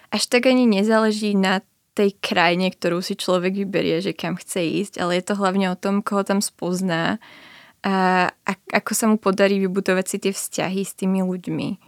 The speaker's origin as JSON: {"language": "Slovak", "town": "Bratislava", "region": "Bratislava Region", "country": "Slovakia", "moved": "as an adult", "lives_now": "Brno, Czech Republic", "said": "som nechcela zostať doma v Bratislave."}